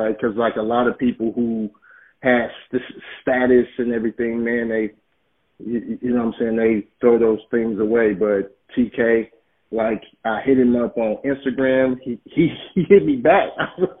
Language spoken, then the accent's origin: English; Oakland, California, United States; I'm from Oakland, California